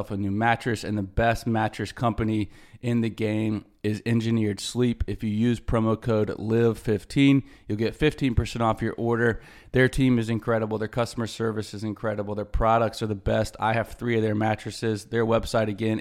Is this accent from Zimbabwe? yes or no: no; Greenville, South Carolina, United States; my hometown of Greenville, South Carolina